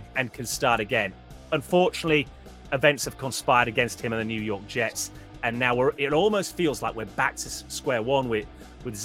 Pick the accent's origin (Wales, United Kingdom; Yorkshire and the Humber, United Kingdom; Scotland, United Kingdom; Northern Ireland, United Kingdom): Yorkshire and the Humber, United Kingdom; Huddersfield; I was born and brought up in Yorkshire